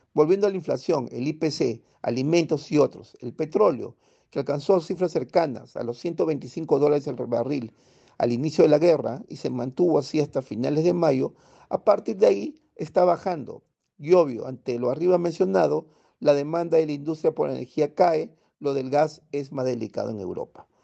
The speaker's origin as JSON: {"language": "Spanish", "country": "Peru", "said": "Vamos, peruanos, lo volveremos a hacer"}